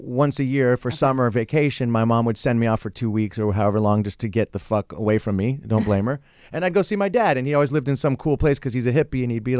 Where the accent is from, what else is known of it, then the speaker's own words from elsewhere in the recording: San Francisco, California, United States; I'm kind of reverted back to my San Francisco roots.